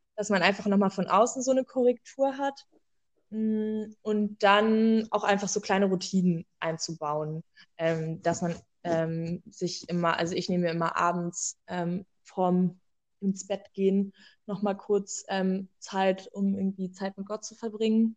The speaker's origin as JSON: {"language": "German", "town": "Cottbus", "region": "Brandenburg", "country": "Germany", "tie": "born or raised there", "said": "ich bin in einer LKG groß geworden in Cottbus"}